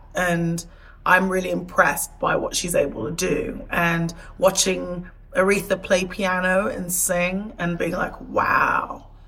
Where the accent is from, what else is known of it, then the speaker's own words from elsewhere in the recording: Portishead, South West England, United Kingdom; So I grew up in a small town outside of Bristol, Portishead. For the first, like, good 10, 11 years of my life, I spent all of my time in this small town.